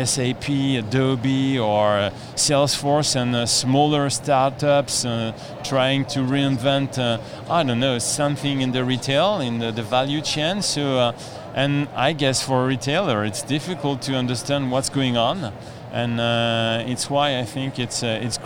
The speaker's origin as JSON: {"language": "English", "country": "France", "said": "I'm coming from France"}